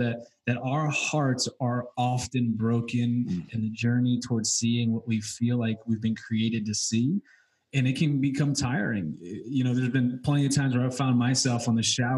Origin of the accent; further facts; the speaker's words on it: New England, United States; I'm from New England